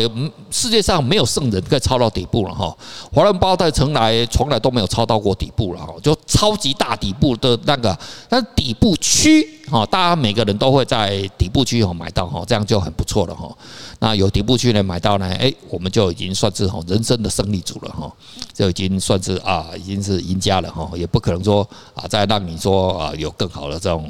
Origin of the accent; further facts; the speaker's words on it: Taiwan; 我们台湾话